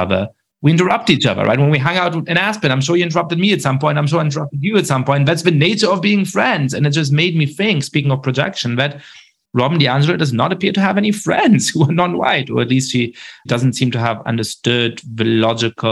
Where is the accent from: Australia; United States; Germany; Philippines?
Germany; I grew up Jewish in Germany